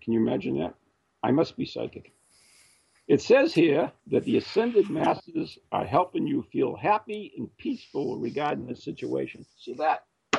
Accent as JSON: {"language": "English", "region": "Massachusetts", "country": "United States", "tie": "born or raised there", "said": "you are from my home state, Massachusetts."}